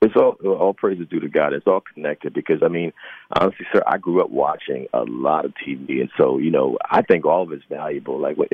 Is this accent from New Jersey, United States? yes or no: yes; New Jersey, United States; now in New York, United States; Well, Jersey, and I've lived in New York for almost 30 years, so mm-hmm. New York and New Jersey